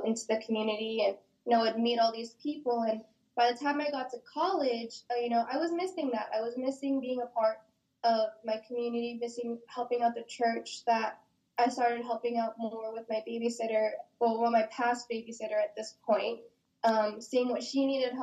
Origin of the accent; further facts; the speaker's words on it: Oxnard, California, United States; I was born and raised in Southside, Oxnard. I still reside here in Oxnard, still in the same home I grew up